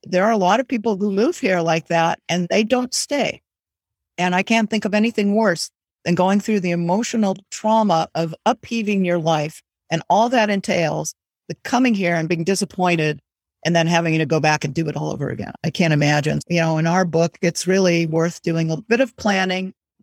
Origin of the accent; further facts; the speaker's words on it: Southern California, United States; moved away as an adult; now in Lisbon area, Portugal; I grew up in Southern California where pretty much everybody had a house